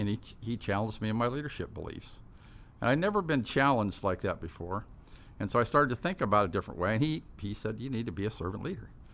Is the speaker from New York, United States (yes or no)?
no; Tustin, California, United States; also born or lived in Fort Campbell, Kentucky / Midway City, California; we moved to Tustin, up in Orange County, and grew up there